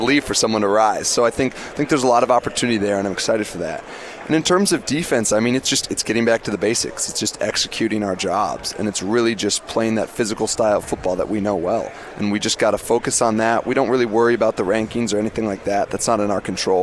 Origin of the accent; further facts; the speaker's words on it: Southern California, United States; growing up in Southern California